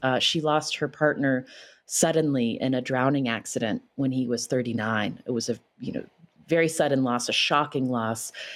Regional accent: West Virginia, United States; moved away; my home state of West Virginia

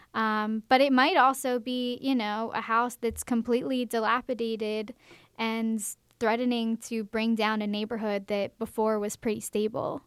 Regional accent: Baltimore, Maryland, United States; now in Macon, United States; when I moved to Macon, I'm from Baltimore, Maryland

